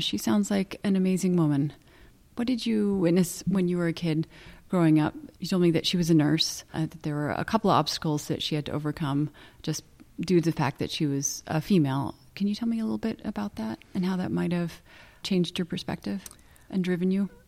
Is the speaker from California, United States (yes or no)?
yes; Santa Barbara, California, United States; I was born in Cottage Hospital